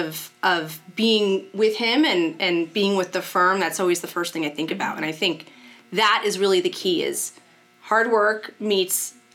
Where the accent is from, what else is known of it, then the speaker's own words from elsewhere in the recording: Shelton, Connecticut, United States; I grew up in Shelton, Connecticut